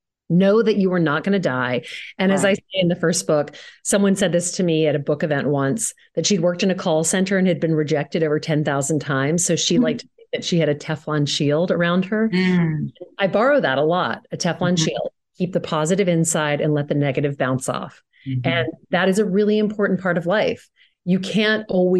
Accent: Louisiana, United States; I grew up in Louisiana

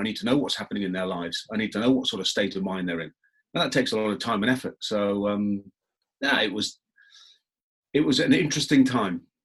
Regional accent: England, United Kingdom; I'm very English

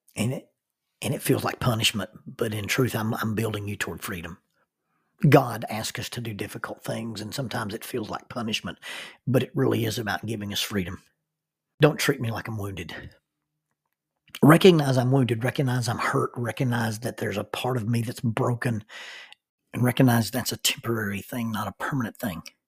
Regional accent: Oxford, Alabama, United States; moved away as an adult; I grew up in Oxford, Alabama, and we rarely had snow deep enough to, to play

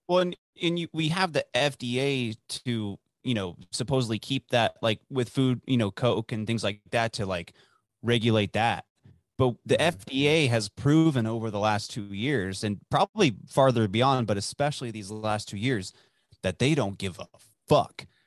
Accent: Dallas, Texas, United States; growing up in Dallas

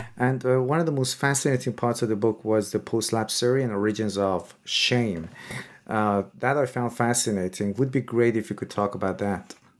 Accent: Iran; moved away; I'm originally from Iran

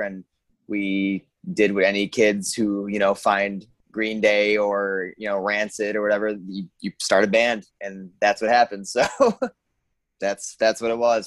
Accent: Hornell, New York, United States; I'm originally from Hornell, New York. Uh, so southern tier

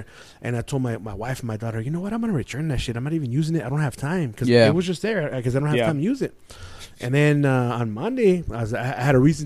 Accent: San Gabriel, California, United States; I grew up in San Gabriel

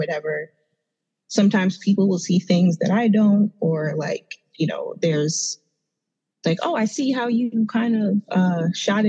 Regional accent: New York City, New York, United States; moved away as an adult; also born or lived in Trinidad (parents' origin); Did I tell anybody that I'm from Brooklyn yet? Or like, you know, because I'm just so like in love with where I grew up and where I came from

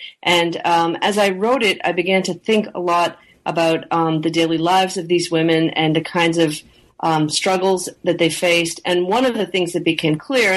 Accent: Canada; I am originally from Canada, and I grew up in Canada in the, in the 70s and 80s when French was obligatory for all kids in English-speaking Canada

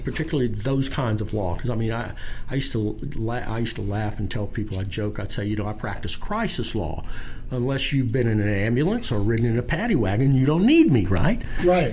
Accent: Shreveport, Louisiana, United States; I'm was born and raised here in Shreveport

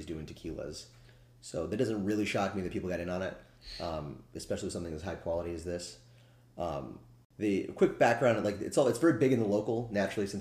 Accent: Daytona Beach, Florida, United States; moved away; my hometown of Daytona Beach, Florida.

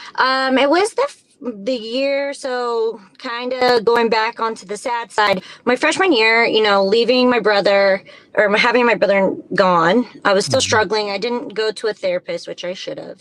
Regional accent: southern Indiana, United States; So we moved southern Indiana to 188 acres on a farm.

